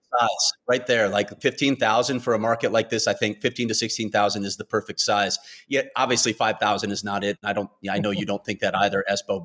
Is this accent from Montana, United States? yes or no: no; Chicago, Illinois, United States; I grew up in Chicago in the United Center.